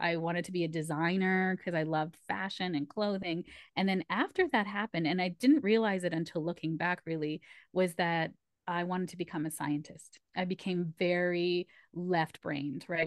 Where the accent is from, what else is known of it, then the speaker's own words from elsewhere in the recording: Canada; I'm first generation Canadian, so my parents are immigrants, my mom's from Malaysia, and my dad's from India